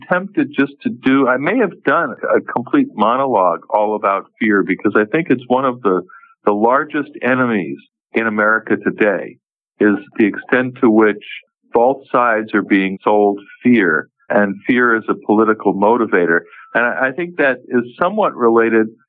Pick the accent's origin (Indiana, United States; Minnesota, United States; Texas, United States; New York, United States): New York, United States; I grew up in New York